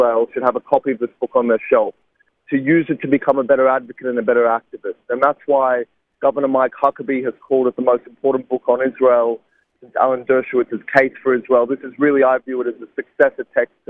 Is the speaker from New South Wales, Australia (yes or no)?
yes; Sydney, New South Wales, Australia; a university in my hometown of Sydney